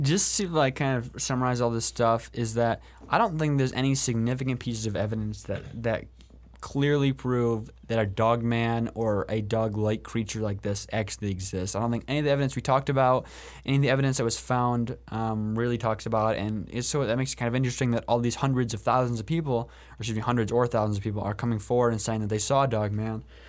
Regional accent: Allegan, Michigan, United States; Allegan, which is my hometown

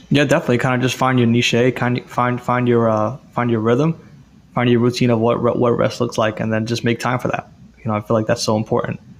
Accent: New York City, New York, United States; now in Florida, United States; I'm from New York City

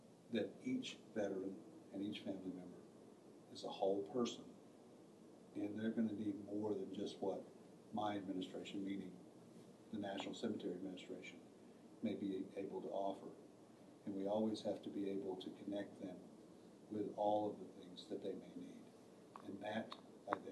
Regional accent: Mississippi, United States; I'm from Mississippi, and I'm a rural veteran

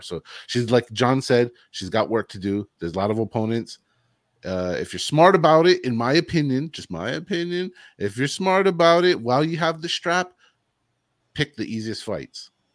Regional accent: United States; as an American

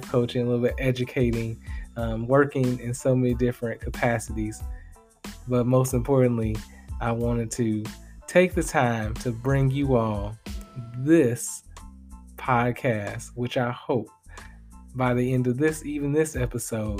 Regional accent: Chicago Heights, Illinois, United States; moved away as an adult; also born or lived in Bloomington, Indiana; I hail from the Chicagoland area, but I'm going to be real with y'all. I rep the 60411 Chicago Heights

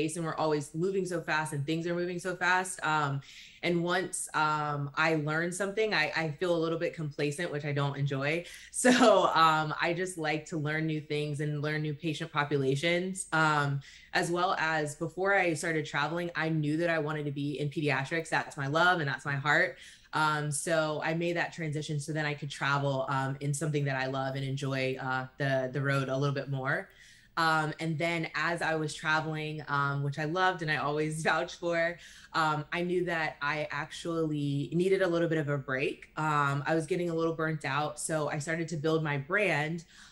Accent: North Carolina, United States; I'm originally from North Carolina, where I started working.

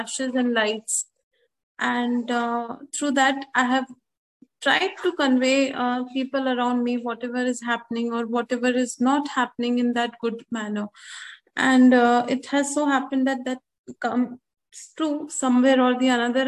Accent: Bangalore, Karnataka, India; I'm from Bangalore, basically

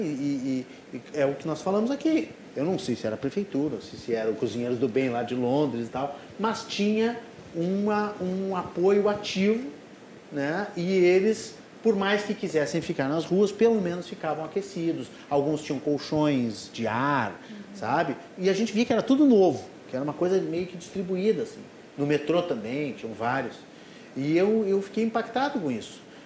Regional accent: Rio Grande do Sul, Brazil; nós que somos gaúchos

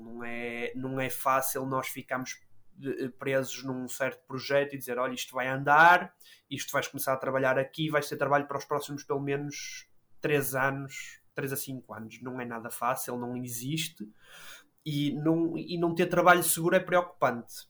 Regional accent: Matosinhos, Porto District, Portugal; Nasci e fui criado em, em Matosinhos, que é um, no Conselho do Porto

